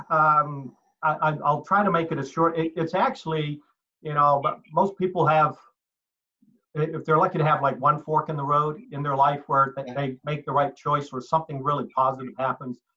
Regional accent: Halifax, Nova Scotia, Canada; born there; So uh, I uh, originally was born Canadian. I was born in Halifax, Nova Scotia.

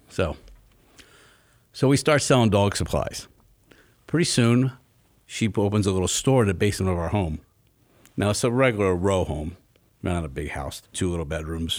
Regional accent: Northeast Pennsylvania, United States; also born or lived in San Antonio, Texas; born in San Antonio, but raised in Northeast Pennsylvania

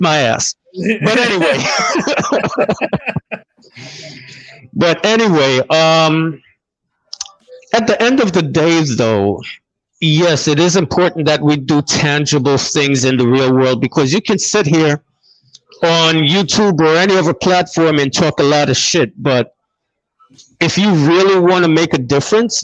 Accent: Jamaica; I'm from Jamaica.

